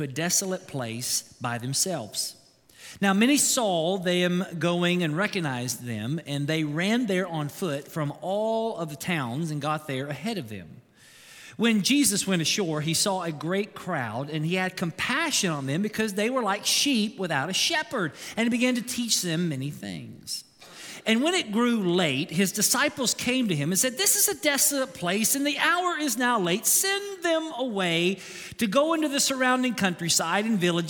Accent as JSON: {"language": "English", "region": "Kentucky", "country": "United States"}